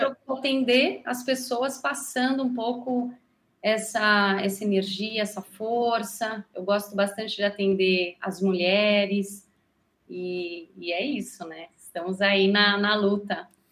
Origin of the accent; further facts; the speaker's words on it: Brazil; sou brasileira, tenho três filhos